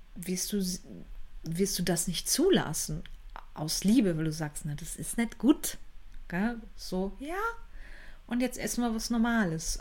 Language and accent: German; Germany; als Deutsche